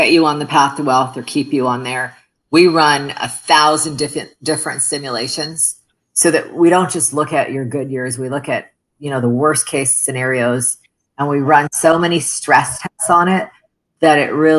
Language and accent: English; Toronto, Ontario, Canada; English is a second language; moved away as an adult; also born or lived in Middle East; now in United States; we immigrated as refugees to Canada, where I had mentioned I grew up